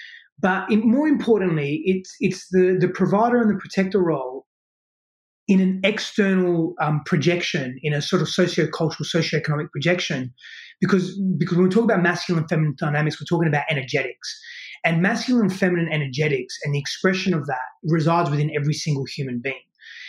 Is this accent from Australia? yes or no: yes; Australia; moved away as an adult; now in United States; I moved all of my life from Australia to here.